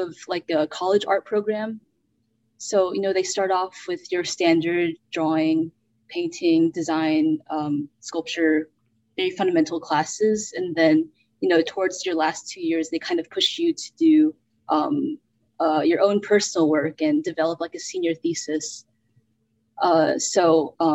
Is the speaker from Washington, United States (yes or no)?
no; Birmingham, Alabama, United States; also born or lived in North Carolina; now in Houston, United States; I was born in North Carolina. Very early on, we moved to Birmingham, Alabama, which is where I grew up